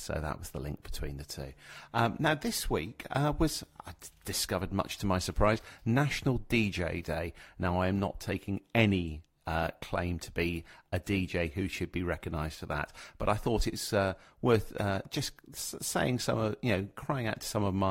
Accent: London, United Kingdom; when I was growing up in London in the 70s

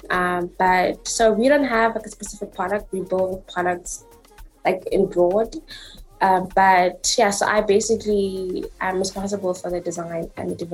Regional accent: Mahikeng, North West, South Africa; moved away; So I'm originally from Mafeking, but I've been here for a while

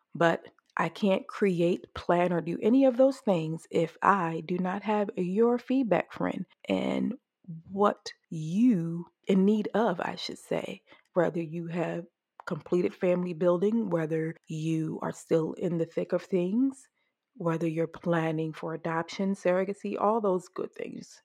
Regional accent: Maryland, United States; Johns Hopkins here in Maryland, my home state.

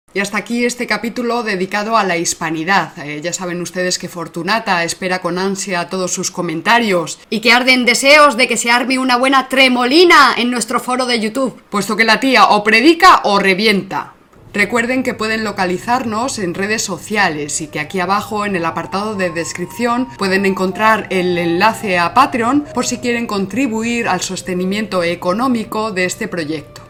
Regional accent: Salamanca, Castile and León, Spain; charro somos los salmantinos

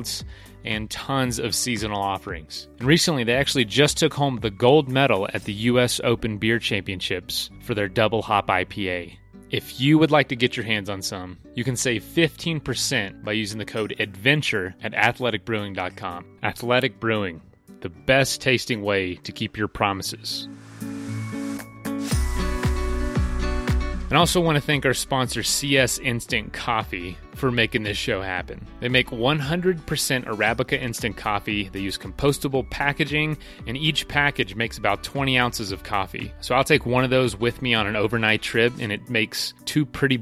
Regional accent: Florida, United States; I'm from Florida, too

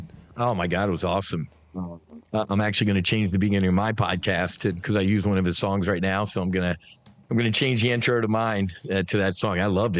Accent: New Jersey, United States; moved down to South Jersey, the Jersey Shore. The good one, not the MTV one. And me and my little sister were born in South Jersey. So kind of raised down there. And then growing up, Irish Catholic altar boy type of kid. All boys, Catholic high schools.

